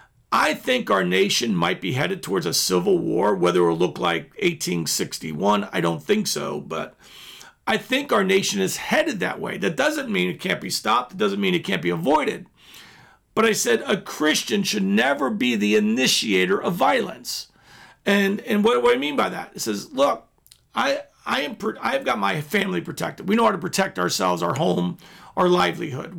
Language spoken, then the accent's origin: English; United States; as a patriot, as an American